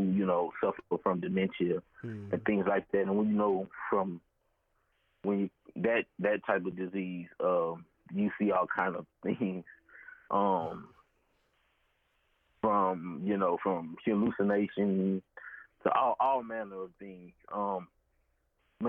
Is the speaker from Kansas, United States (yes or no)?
no; Baton Rouge, Louisiana, United States; Born and raised in Baton Rouge, Louisiana.